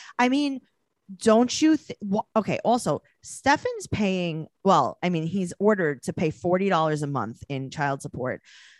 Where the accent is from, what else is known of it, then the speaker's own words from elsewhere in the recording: New York City, New York, United States; I'm from New York City